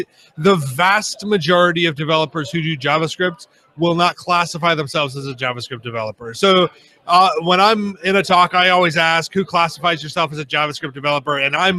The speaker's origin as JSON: {"language": "English", "town": "Kansas City", "region": "Missouri", "country": "United States", "said": "So I am from Kansas City, Missouri. I always have to add the Missouri because I'm not from the Kansas side."}